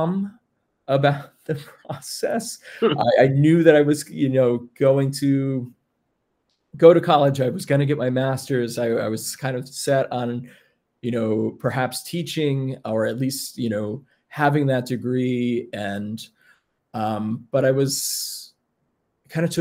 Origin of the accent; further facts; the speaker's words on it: around Bard, New York, United States; I grew up around Bard, and I already had been kind of involved in some music classes as not being a student, and I really liked the environment. And being from New York